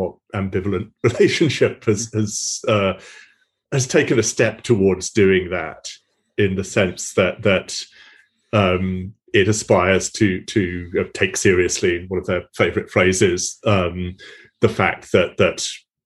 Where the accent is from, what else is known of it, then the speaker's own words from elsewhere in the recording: United Kingdom; moved away; my home country